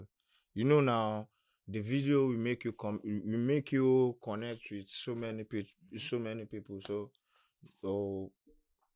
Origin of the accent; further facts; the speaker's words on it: Lagos, Nigeria; I grew up on an island.